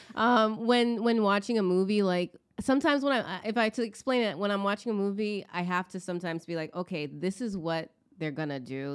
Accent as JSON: {"language": "English", "country": "United States", "said": "as an American being and like here in this country too"}